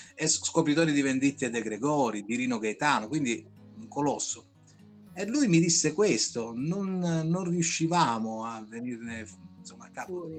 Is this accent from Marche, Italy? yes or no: no; Moliterno, Basilicata, Italy; Da Moliterno